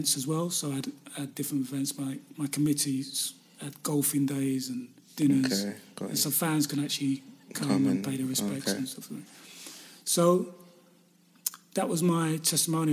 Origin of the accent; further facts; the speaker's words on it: London, United Kingdom; I was born in London. I wanted to live in and around London